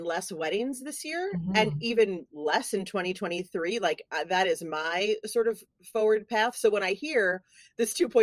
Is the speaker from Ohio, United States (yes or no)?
no; New York City, New York, United States; moved away; New York City, which is my hometown.